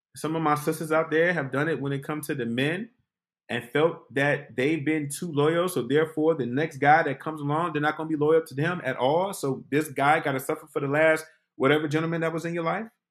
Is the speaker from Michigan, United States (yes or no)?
yes; Detroit, Michigan, United States; moved away as an adult; I was from Detroit